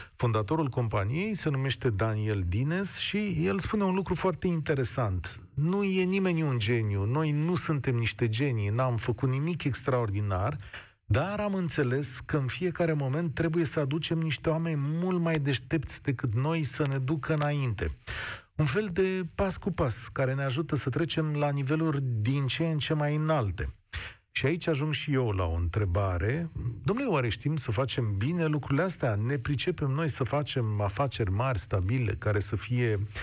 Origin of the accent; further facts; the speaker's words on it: Romania; noi, românii